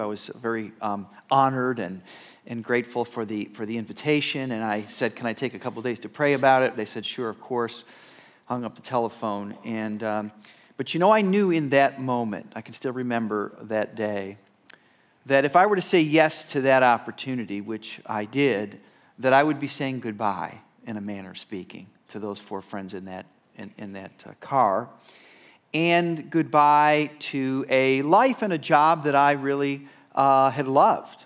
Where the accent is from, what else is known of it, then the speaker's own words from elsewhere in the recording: Rochester, New York, United States; moved away as an adult; also born or lived in Texas; being a senior pastor here, uh, in my hometown